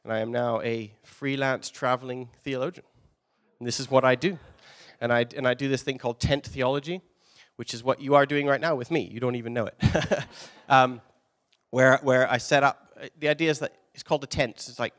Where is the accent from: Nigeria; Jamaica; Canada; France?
Canada; Three Hills, Alberta; moved away as an adult; also born or lived in Calgary; I grew up in Alberta. I'm a small town, Three Hills, Alberta.